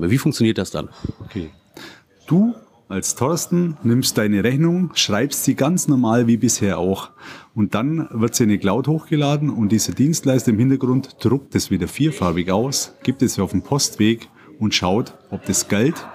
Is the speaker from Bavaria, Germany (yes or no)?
yes; Ederheim, Bavaria, Germany; ich komme aus Ederheim im schönen Bayern